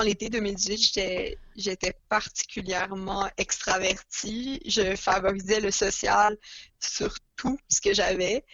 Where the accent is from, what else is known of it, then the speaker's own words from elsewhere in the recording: Montreal, Quebec, Canada; J'ai grandi à Montréal toute ma vie, comme Lily.